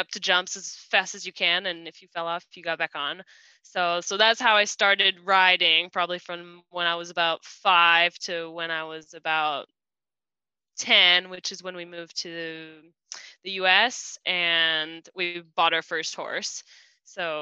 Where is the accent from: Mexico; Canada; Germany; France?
France; now in United States; I was born, my whole family is French. I was born in France. Now I live in the US, and we've been here for about 14 years